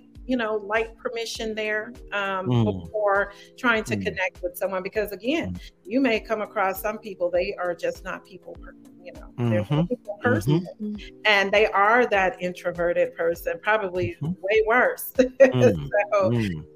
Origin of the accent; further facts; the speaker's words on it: United States; I just speak from as an American